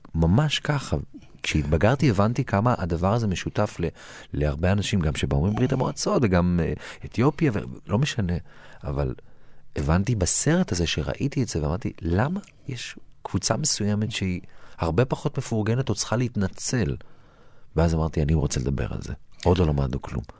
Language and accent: Hebrew; Lod, Central District, Israel; הגעתי מלוד, ההורים שלי עלו מגיאורגיה, מכפר